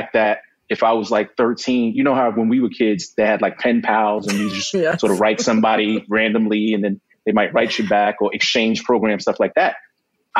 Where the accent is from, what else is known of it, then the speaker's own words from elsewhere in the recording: New York, United States; I was born and raised here.